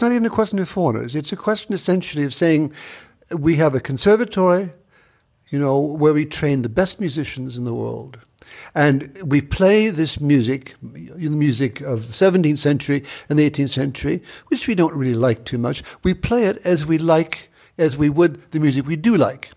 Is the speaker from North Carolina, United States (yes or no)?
no; Buffalo, New York, United States; moved away as an adult; now in Paris, France; I'm from a place upstate New York called Buffalo